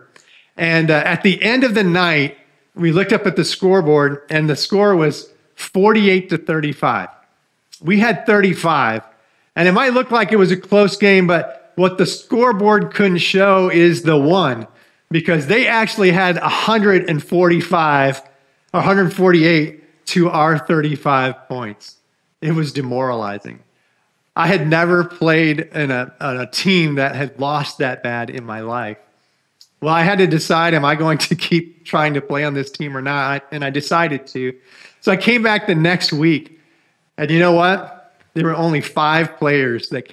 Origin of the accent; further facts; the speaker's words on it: Michigan, United States; I grew up in Michigan